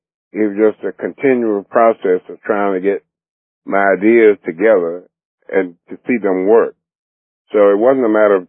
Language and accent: English; Clinton, North Carolina, United States; moved away as an adult; also born or lived in New York; now in Bishopville, United States; I grew up in North Carolina, Clinton, North Carolina, and I grew up on a farm